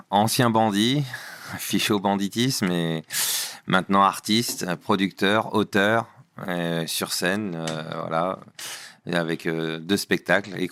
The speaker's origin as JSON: {"language": "French", "region": "Normandy", "country": "France", "said": "Alors à la base, moi je viens, je viens de Normandie"}